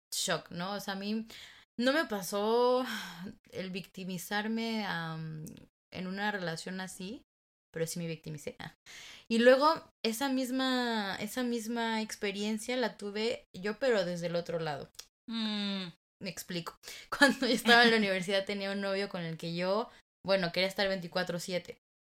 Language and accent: Spanish; Mexico; somos latinas, mexicanas